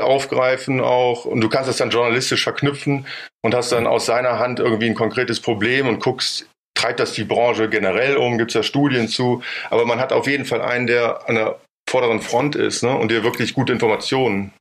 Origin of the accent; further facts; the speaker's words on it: Bonn, North Rhine-Westphalia, Germany; ich bin in Bonn geboren, groß geworden und habe da auch studiert